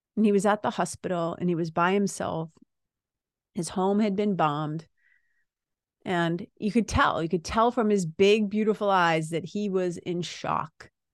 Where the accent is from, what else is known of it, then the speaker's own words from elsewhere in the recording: United States; being an American citizen